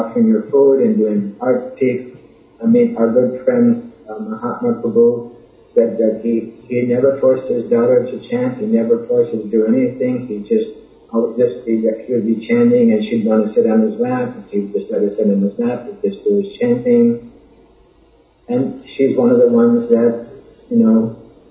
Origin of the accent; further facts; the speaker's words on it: United States; I'm not too American. I just am American